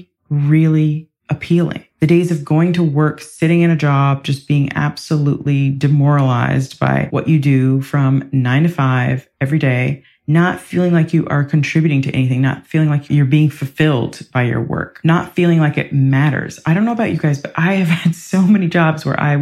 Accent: Ohio, United States; also born or lived in Ireland; now in England; I grew up in Ohio in the US

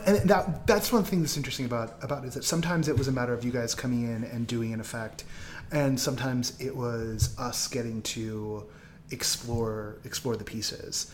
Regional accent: the Bay Area, California, United States; moved away; I'm from the Bay

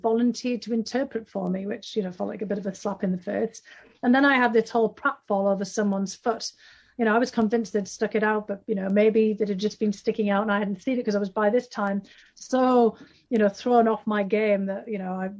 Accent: North East England, United Kingdom; this is the period, very sadly, of the decline of all the industry in the northeast of England. I mean, the northeast was the big powerhouse, coal mining and shipbuilding

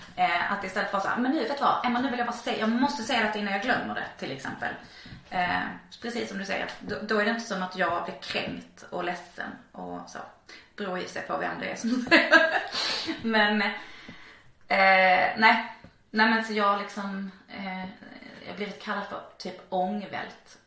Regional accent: Malmö, Skåne, Sweden; jag är uppvuxen i Slottstaden och då är det liksom där vid Rönneholmsparken

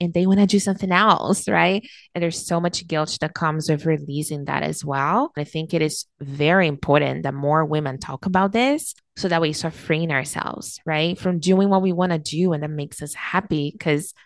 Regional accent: Brazil; now in Canada; I was born and raised in Brazil

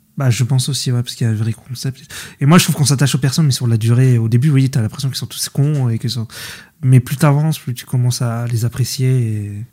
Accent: France; on voit en tant que Français

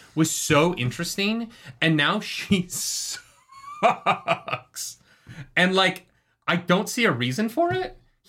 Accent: New York, United States; I'm from New York. I always watch my wallet.

